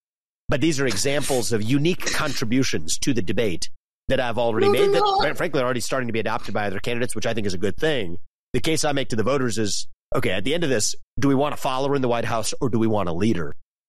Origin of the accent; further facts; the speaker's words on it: Ohio, United States; my home state here in Ohio, where I'm talking to you from.